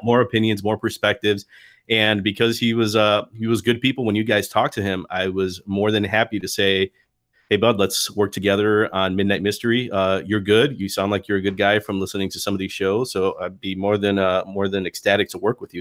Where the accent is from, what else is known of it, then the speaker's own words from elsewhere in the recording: Chicago, Illinois, United States; I was a proper Chicago guy, like, grew up in Logan Square